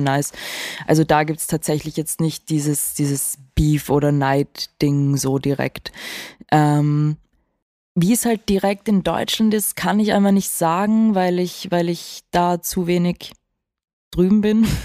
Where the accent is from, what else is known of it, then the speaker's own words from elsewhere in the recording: Vienna, Austria; ich bin auch in Wien aufgewachsen